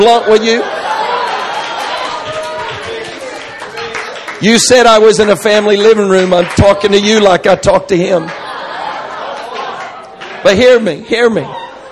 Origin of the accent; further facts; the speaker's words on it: Florida, United States; I grew up in Florida.